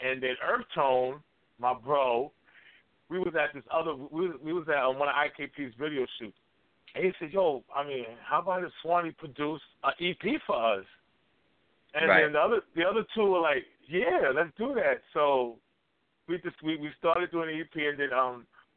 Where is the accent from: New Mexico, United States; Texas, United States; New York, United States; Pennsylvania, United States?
New York, United States; New York City; I'm from Brooklyn, New York, born and raised.